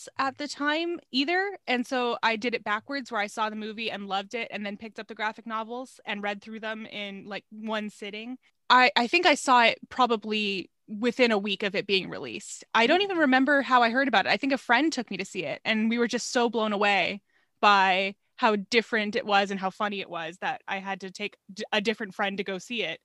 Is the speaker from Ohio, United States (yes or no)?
no; Los Angeles, California, United States; moved away as an adult; now in North Dakota, United States; I'm from Los Angeles